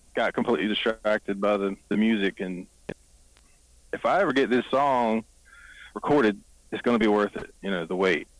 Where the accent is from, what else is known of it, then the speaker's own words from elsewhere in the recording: the Triangle, North Carolina, United States; also born or lived in Greenville, North Carolina; I grew up in the Triangle.